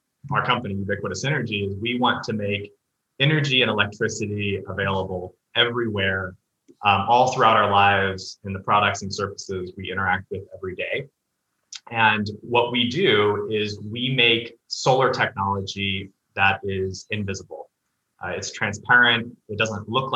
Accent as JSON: {"language": "English", "town": "Independence", "region": "Missouri", "country": "United States", "tie": "born or raised there", "also_born_or_lived": "Nashville, Tennessee", "moved": "as an adult", "said": "I grew up in the Midwest. So my hometown is Independence, Missouri"}